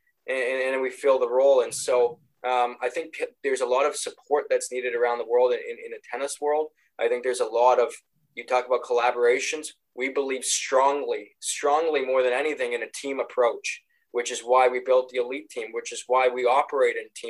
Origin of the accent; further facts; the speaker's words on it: Canada; we grew up a big hockey family. We're Canadian